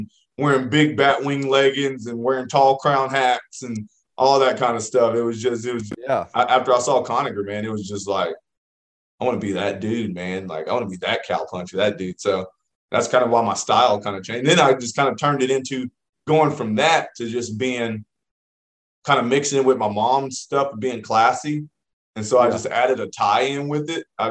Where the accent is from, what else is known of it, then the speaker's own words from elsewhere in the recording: Pawhuska, Oklahoma, United States; I'm from Pawhuska, Oklahoma.